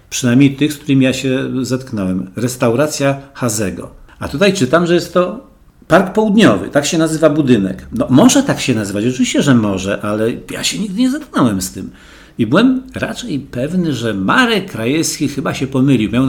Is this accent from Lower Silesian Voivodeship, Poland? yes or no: yes; Wrocław, Lower Silesian Voivodeship, Poland; Jako wrocławianin...